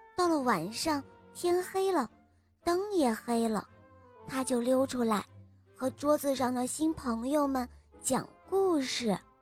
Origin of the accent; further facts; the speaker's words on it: Shenyang, Liaoning, China; 我来自沈阳，我今年五岁了。